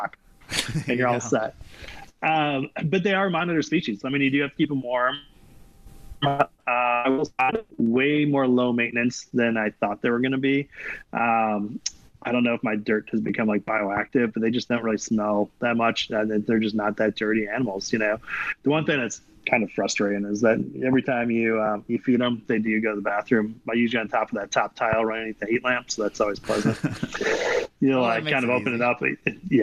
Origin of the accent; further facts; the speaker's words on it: Midwest, United States; now in Texas, United States; I grew up in the Midwest, so I'm just used to having a basement